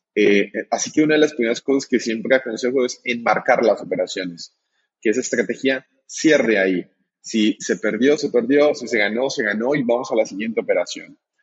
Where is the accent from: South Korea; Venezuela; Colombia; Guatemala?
Colombia; now in Argentina; Aquí en, en Argentina es donde me encuentro. Yo soy colombiano